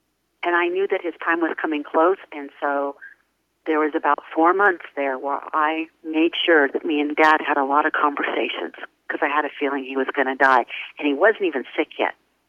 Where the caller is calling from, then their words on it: Temecula, California, United States; Temecula, California, which is about 45 minutes north of San Diego.